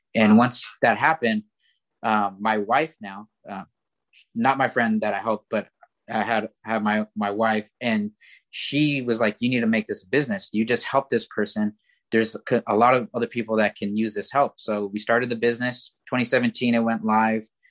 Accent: Oxnard, California, United States; I grew up in in Oxnard, California

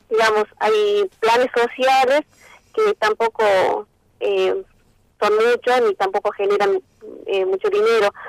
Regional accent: Santa María, Catamarca, Argentina; mi familia es de acá de Santa María, yo nací acá, me, crié acá, eh, asistí a la escuela primaria, secundaria y al terciario en Santa María.

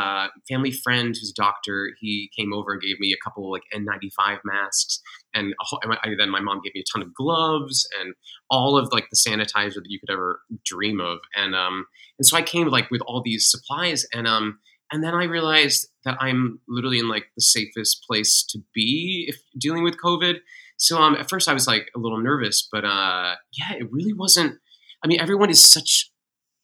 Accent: England, United Kingdom; moved away; also born or lived in Massachusetts / Kansas City / New York; My mom's British. And so I grew up in England

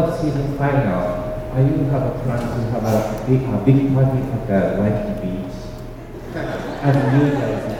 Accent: Japan; English is a second language; moved away as an adult; now in Hawaii, United States; I'm from Japan. I've been here for 15 years.

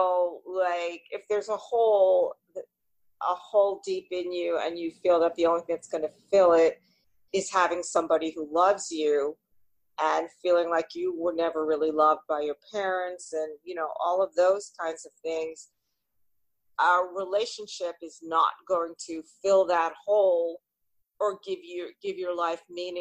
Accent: New York City, New York, United States; I've always basically lived, I guess, in the New York area. So born in the Bronx, and then we moved to like Little Neck

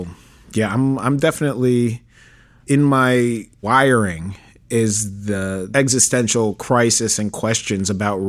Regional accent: New York City, New York, United States; I was born in Manhattan, Upper West Side.

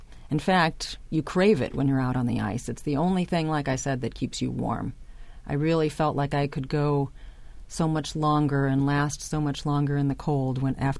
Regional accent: Chicago, Illinois, United States; and I grew up in Chicago, so yes, it was very cold, even in summer.

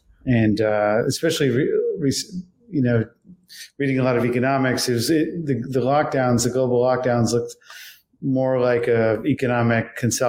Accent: Washington, District of Columbia, United States; I'm from Washington, D.C. So growing up around the problem

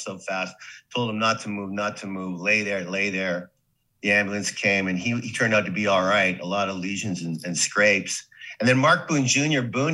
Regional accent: Saskatoon, Saskatchewan, Canada; moved away as an adult; also born or lived in New York; we were just playing hockey and sports and living the life in Saskatoon

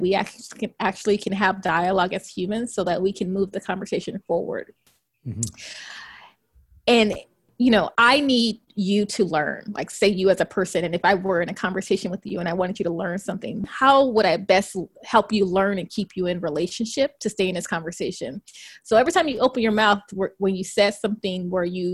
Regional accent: Compton, California, United States; When I was growing up in Compton

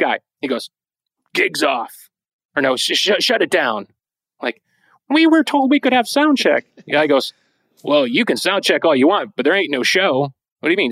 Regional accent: Chicago, Illinois, United States; Chicago, my hometown

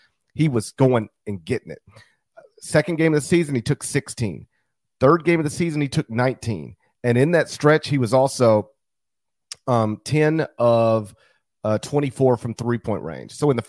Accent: Memphis, Tennessee, United States; to swing it back to my hometown

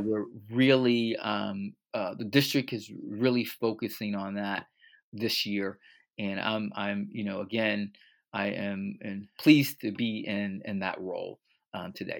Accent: Fort Lauderdale, Florida, United States; born and raised in Fort Lauderdale, Florida

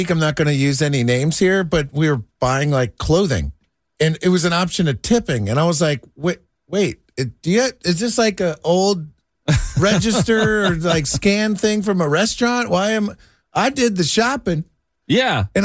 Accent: Ohio, United States; now in Kentucky, United States; I grew up in Ohio

